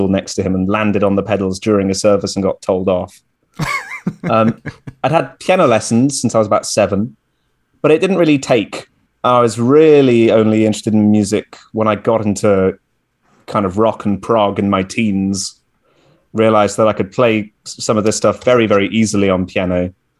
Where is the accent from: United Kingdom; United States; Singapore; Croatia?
United Kingdom; West Midlands; So I grew up around the Midlands of the UK, I guess close to Birmingham would be about the most famous city close by where I grew up.